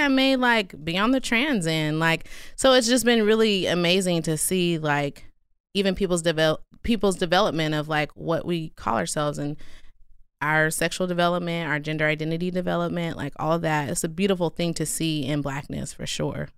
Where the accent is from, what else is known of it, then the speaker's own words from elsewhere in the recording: Stockton, California, United States; also born or lived in Durham, North Carolina; I grew up in North Stockton